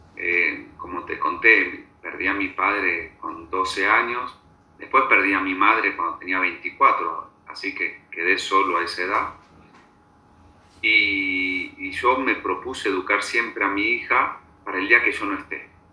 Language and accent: Spanish; Buenos Aires, Argentina; moved away as an adult; now in Bogotá, Colombia; nací en Buenos Aires, hace cincuenta y tres años